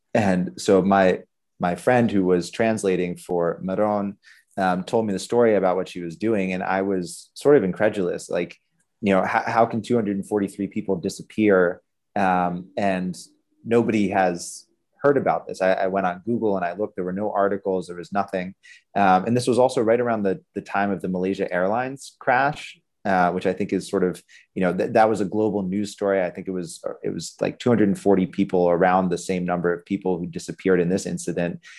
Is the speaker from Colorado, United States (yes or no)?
no; Pittsburgh, Pennsylvania, United States; growing up in Pittsburgh, Pennsylvania